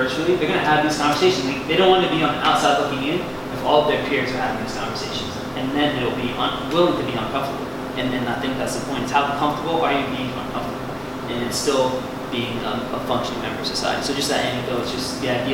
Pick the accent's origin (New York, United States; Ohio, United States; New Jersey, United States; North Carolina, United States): New Jersey, United States; small town; I'm from New Jersey, pretty country, a lot of white faces